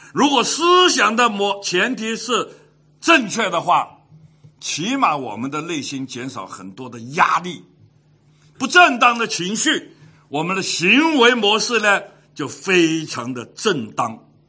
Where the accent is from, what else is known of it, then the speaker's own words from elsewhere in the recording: Hong Kong; 从 小在香港长大，十二三岁的时候就出来鬼混